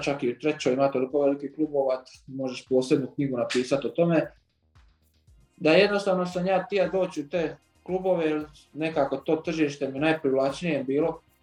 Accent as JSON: {"language": "Croatian", "town": "Vrana", "region": "Zadar County", "country": "Croatia", "tie": "born or raised there", "also_born_or_lived": "Zagreb", "moved": "yes", "said": "rođen sam u Zadru, normalno iz Vrane, To je jedno isto malo pokraj Vranskog jezera"}